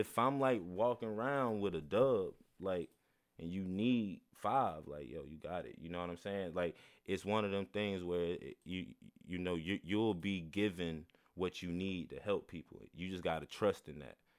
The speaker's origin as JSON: {"language": "English", "area": "the Bible Belt", "region": "the South", "country": "United States", "tie": "born or raised there", "said": "I'm from the Bible Belt, born and raised."}